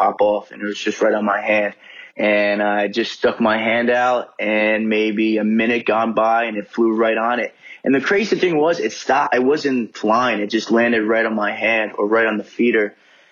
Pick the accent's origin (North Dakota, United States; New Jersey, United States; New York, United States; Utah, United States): New Jersey, United States; now in Charlotte, United States; I'm from Charlotte, North Carolina. Born and raised in Jersey, though, North Jersey